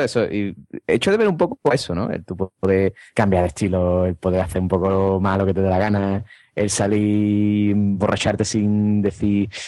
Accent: Madrid, Community of Madrid, Spain; como soy de Madrid

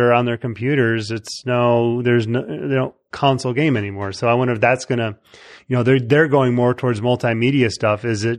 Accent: Chicago, Illinois, United States; I'm from Chicago

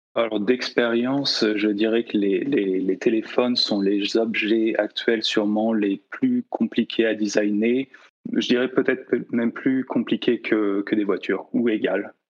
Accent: La Rochelle, Nouvelle-Aquitaine, France; born or raised there; also born or lived in Nantes

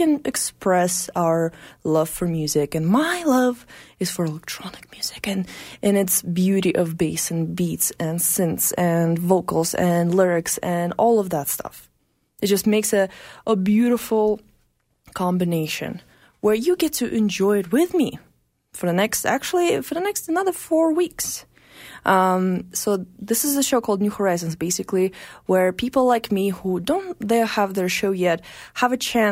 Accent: Russia; now in Calgary, Canada; I'm from Russia

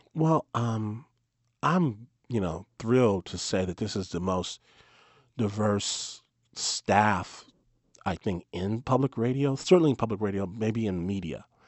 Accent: Detroit, Michigan, United States; I'm from Michigan. Uh, grew, I grew up in Detroit

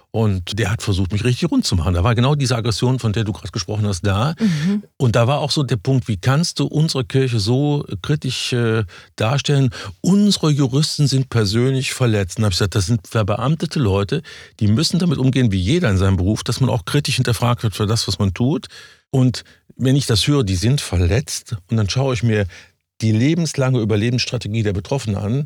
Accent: Cologne, North Rhine-Westphalia, Germany; ich bin Rheinländer

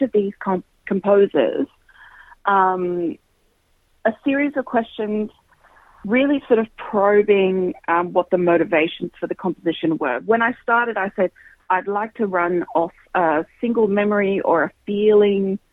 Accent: Queensland, Australia; I grew up in Queensland, and I started playing in youth ensembles in Queensland from when I was 7 years old

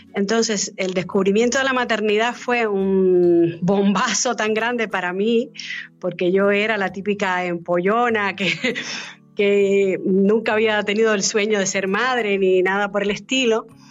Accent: Cuba; moved away; yo nací en Cuba y me eduqué en Cuba

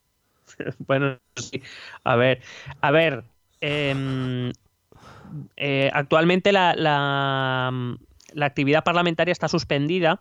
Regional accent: Spain; somos aquí los españoles

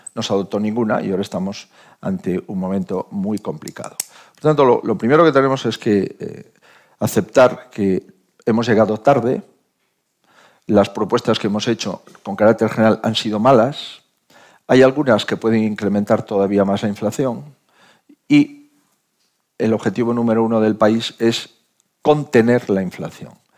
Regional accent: Spain; como español

